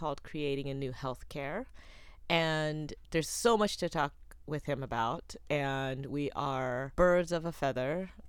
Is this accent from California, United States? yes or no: no; Charlotte, North Carolina, United States; my hometown of Charlotte, North Carolina.